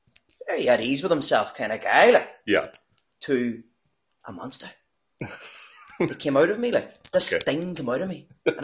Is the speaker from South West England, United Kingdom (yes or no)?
no; Belfast, Northern Ireland, United Kingdom; accent: Belfast; I went very strong Belfast.